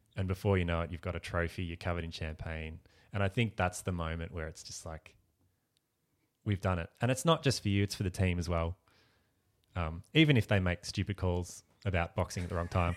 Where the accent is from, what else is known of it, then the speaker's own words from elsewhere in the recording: Ballarat, Victoria, Australia; moved away as an adult; now in Melbourne, Australia; I grew up in Ballarat